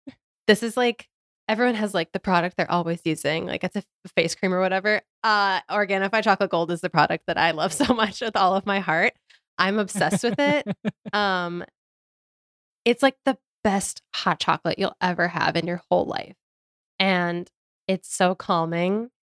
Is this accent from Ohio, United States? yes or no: yes; Ohio, United States; I'm from Ohio.